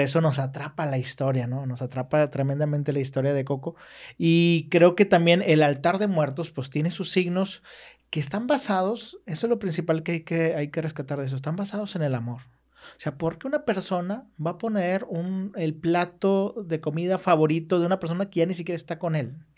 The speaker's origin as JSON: {"language": "Spanish", "country": "Mexico", "said": "somos mexicanos"}